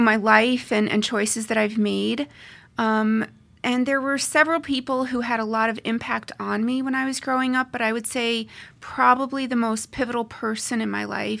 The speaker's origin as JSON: {"language": "English", "region": "Pennsylvania", "country": "United States", "tie": "born or raised there", "also_born_or_lived": "New Jersey / New York / Colorado", "said": "So I grew up in Pennsylvania, in New Jersey, in New York, and then I also spent a little bit of time in Colorado."}